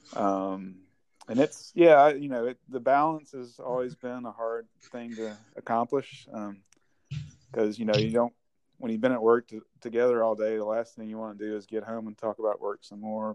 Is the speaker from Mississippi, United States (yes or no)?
yes; Vicksburg, Mississippi, United States; moved away as an adult; now in Nashville, United States; I grew up in, in Mississippi, and it's where a little town called Vicksburg